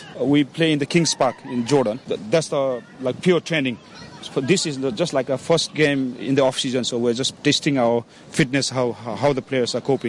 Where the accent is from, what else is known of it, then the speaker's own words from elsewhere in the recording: Hong Kong; I was born in Hong Kong, as my father was stationed in the British Army in Hong Kong.